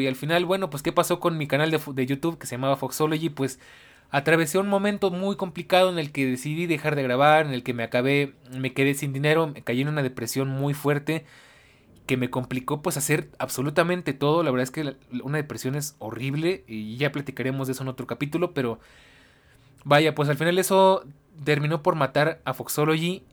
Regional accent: Mexico; yo soy de México.

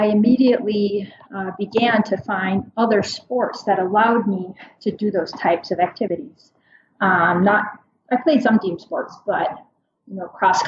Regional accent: Minnesota, United States; moved away as an adult; now in Kotzebue, United States; I grew up in Minnesota, but I live in Kotzebue, Alaska. I have for the past 20 years

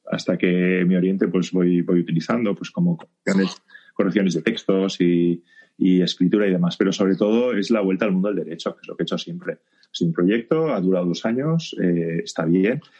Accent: Barcelona, Catalonia, Spain; Yo soy de Barcelona

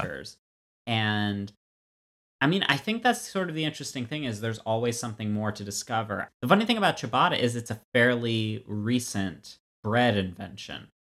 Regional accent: Florida, United States; now in Brookline, United States; I grew up in Florida.

